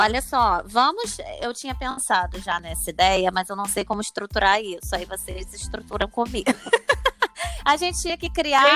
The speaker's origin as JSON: {"language": "Portuguese", "country": "Brazil", "moved": "yes", "lives_now": "Portugal", "said": "a gente é brasileiro"}